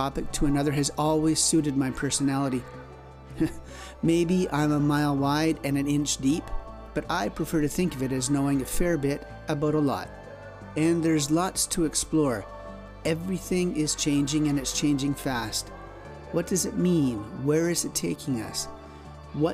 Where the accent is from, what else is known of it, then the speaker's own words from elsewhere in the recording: Canada; I'm a Canadian journalist